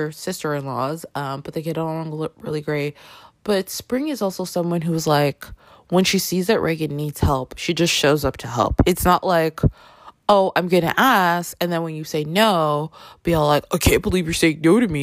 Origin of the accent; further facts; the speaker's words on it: Toronto, Ontario, Canada; now in New York City, United States; I live in New York City. I grew up in Toronto.